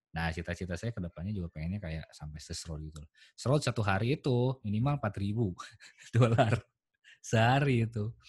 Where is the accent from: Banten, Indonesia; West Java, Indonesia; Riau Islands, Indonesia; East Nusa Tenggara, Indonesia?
West Java, Indonesia; saya karakter orang Sunda saya